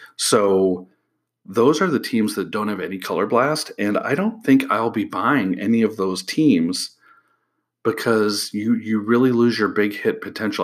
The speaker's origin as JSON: {"language": "English", "region": "Illinois", "country": "United States", "moved": "yes", "said": "I'm from Illinois originally"}